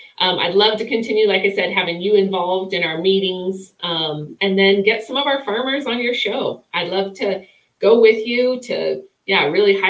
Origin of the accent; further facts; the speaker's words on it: Wyoming, United States; I'm from Wyoming